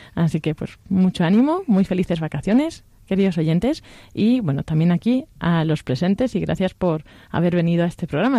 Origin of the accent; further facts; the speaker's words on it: Castilla-La Mancha, Spain; soy de La Mancha